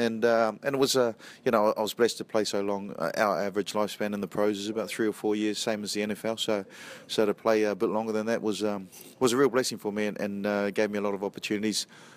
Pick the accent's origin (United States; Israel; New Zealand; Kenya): New Zealand; I grew up in New Zealand, so in New Zealand, there's still bits and pieces that float around